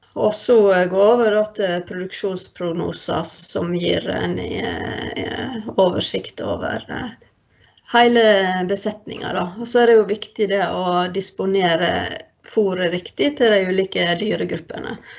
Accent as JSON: {"language": "Norwegian", "town": "Førde", "region": "Vestland", "country": "Norway", "moved": "yes", "said": "jeg er fra Førde"}